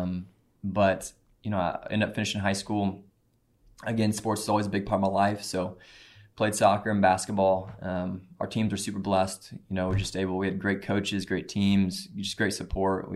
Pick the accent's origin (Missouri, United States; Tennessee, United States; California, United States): Missouri, United States; Cape Girardeau; I grew up in Cape Girardeau, Missouri.